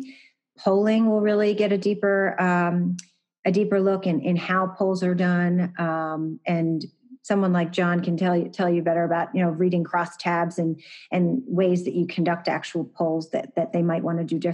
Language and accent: English; Pennsylvania, United States; moved away as an adult; now in Washington, DC, United States; my home state of Pennsylvania